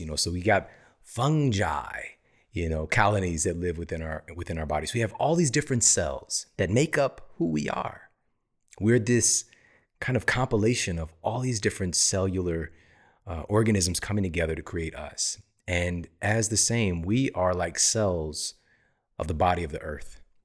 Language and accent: English; Ferguson, Missouri, United States; moved away; also born or lived in East St. Louis; I'm from East St. Louis, Missouri, Ferguson, Missouri. And what I came up around, what I saw growing up, the environment that I came from